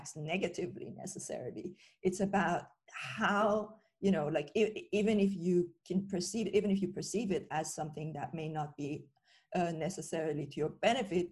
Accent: Iran; moved away; I grew up in Iran

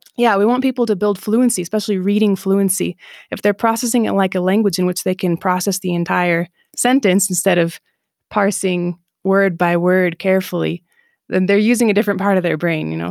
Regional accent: Southeast Michigan, United States; moved away as an adult; also born or lived in North Dakota / Colombia / Japan / Israel; now in Mexico; I'm from Michigan. I grew up in Michigan, Southeast Michigan

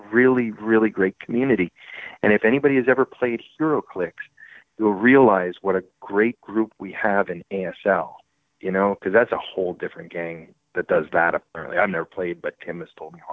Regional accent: Montreal, Quebec, Canada; moved away; also born or lived in North Carolina; I'm from Montreal in Canada

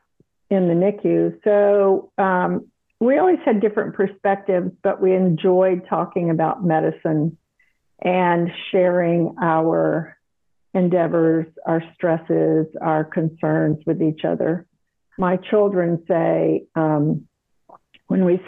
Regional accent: South Carolina, United States; moved away as an adult; also born or lived in Texas / Dallas, Texas / Houston, Texas; now in Austin, United States; I grew up in South Carolina, so I'm a Southerner by heritage

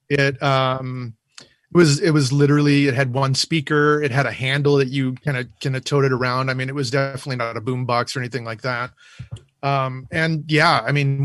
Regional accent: Whittier, California, United States; my hometown of Whittier

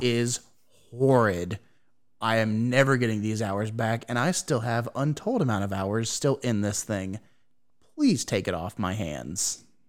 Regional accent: United States; I have failed as, as an American

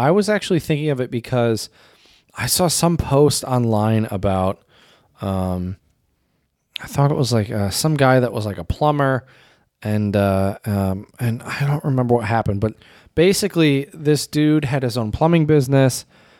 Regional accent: United States; but I'm just speaking from my own experience as an American.

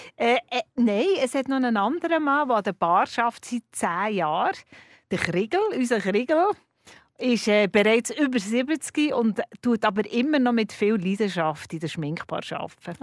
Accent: Bern, Switzerland; now in Zürich, Switzerland; als Bernerin

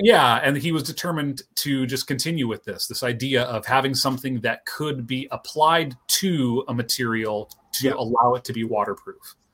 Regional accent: Pacific Northwest, United States; I grew up here in the Pacific Northwest

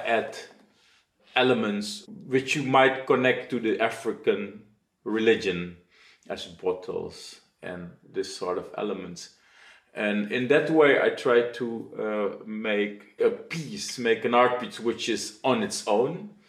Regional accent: Suriname; moved away as an adult; now in Netherlands; Being born and raised in Suriname

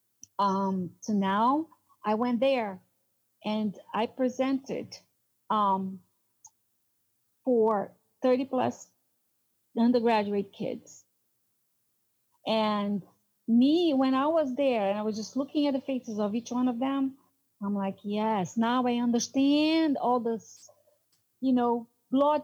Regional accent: Brazil; English is a second language; moved away as an adult; also born or lived in New York; now in United States; I'm from South America, I'm considered Hispanic. I do have an accent.

